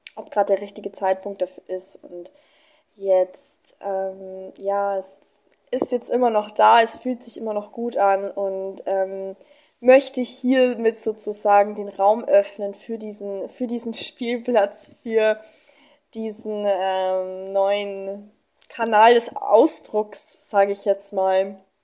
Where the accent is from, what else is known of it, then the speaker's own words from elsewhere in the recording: Germany; moved away as an adult; now in Mexico; ich komme aus Deutschland. Ich bin 24 Jahre alt und bin vor paar Monaten